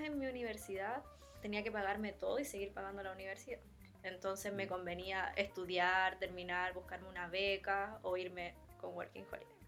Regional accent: Valparaíso, Chile; moved away as an adult; also born or lived in Germany / Denmark; now in Stockholm, Sweden; De Valparaíso, de la quinta región.

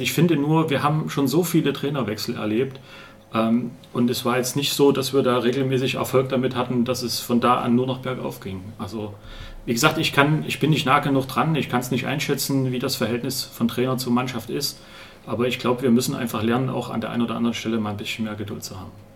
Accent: Ronneburg, Thuringia, Germany; moved away as an adult; also born or lived in Munich / Erfurt / Erlangen; now in Jena, Germany; ich komme ursprünglich aus Ronneburg

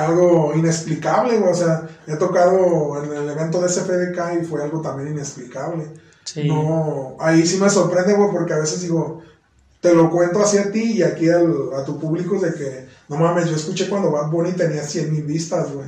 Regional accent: León, Guanajuato, Mexico; yo soy de León

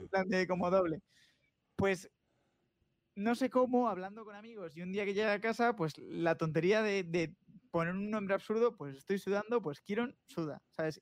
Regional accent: Asturias, Spain; now in Madrid, Spain; Asturias, que es de donde yo soy

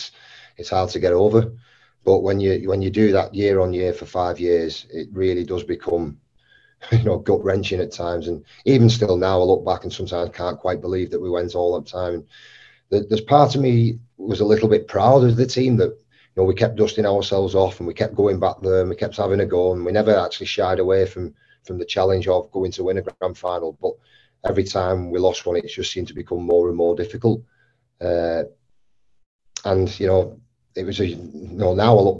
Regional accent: St Helens, North West England, United Kingdom; I grew up 300 yards from Knowsley Road.

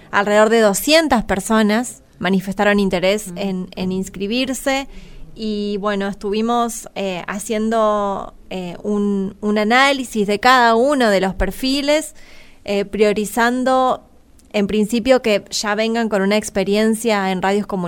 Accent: Crespo, Entre Ríos, Argentina; Soy de Crespo

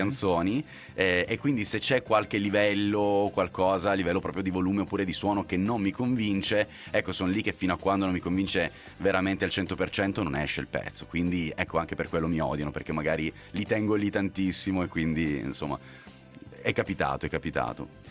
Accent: Apulia, Italy; now in Milan, Italy; sono pugliese

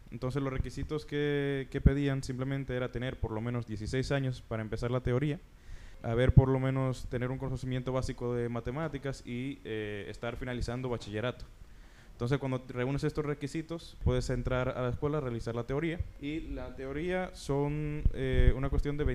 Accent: Spain; born there; yo nací en España y mis padres y yo veníamos mucho a República Dominicana

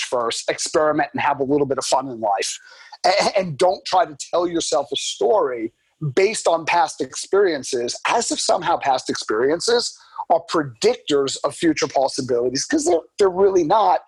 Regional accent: New York, United States; I'm from New York, Boston.

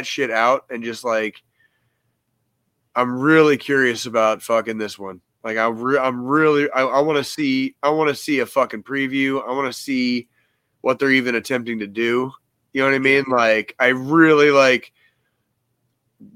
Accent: Arizona, United States; now in Kansas City, United States; I was born here in Kansas City, but mm-hmm. I grew up in Arizona out west

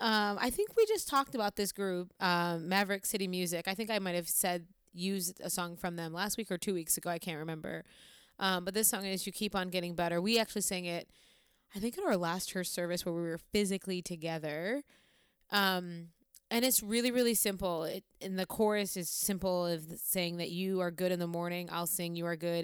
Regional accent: Olean, New York, United States; moved away; saying I'm from the suburbs is, like, a massive stretch, if anybody knows where Olean, New York is

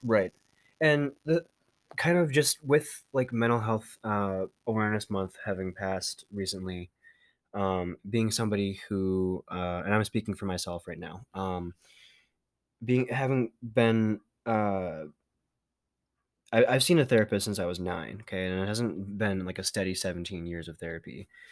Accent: Minnesota, United States; accent: Minnesotan; we are from Minnesota

